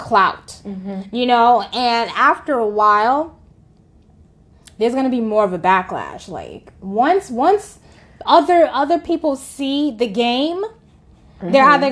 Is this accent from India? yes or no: no; United States; we as Americans